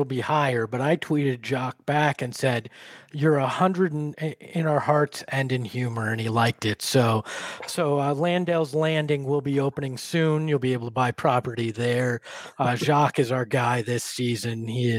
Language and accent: English; Boston, Massachusetts, United States; I was born in Boston